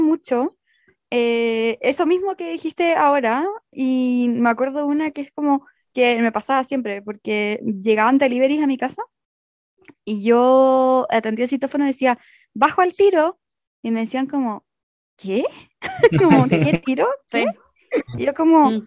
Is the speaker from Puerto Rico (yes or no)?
no; Chile; moved away as an adult; also born or lived in Barcelona; siendo chilena